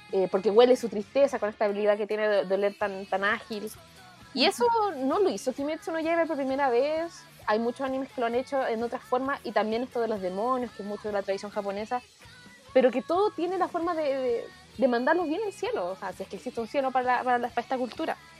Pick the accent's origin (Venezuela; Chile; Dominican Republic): Chile; como bien chileno decimos